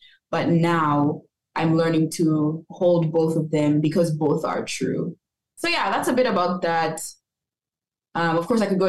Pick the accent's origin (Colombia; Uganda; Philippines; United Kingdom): Uganda; Kampala, Central Region; first language English; moved away as an adult; also born or lived in Geneva, Illinois, United States; now in Chicago, United States; like to describe myself as Ugandan American, and what that means for me is that I was born in the United States, Geneva, Illinois, to be precise, and was raised in Uganda. I was born to Ugandan parents.